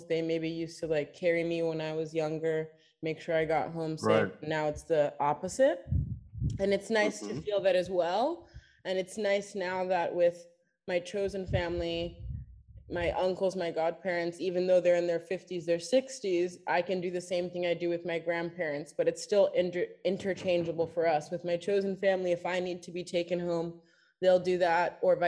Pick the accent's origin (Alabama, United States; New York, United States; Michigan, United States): New York, United States; now in Rome, Italy; I was raised by predominantly in New York, my mother and like a group of her gay friends